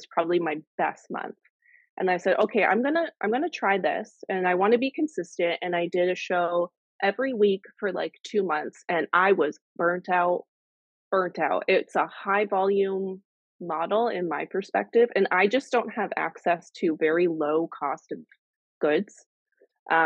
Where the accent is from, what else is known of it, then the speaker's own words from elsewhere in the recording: Canada; I'm the Canadian reseller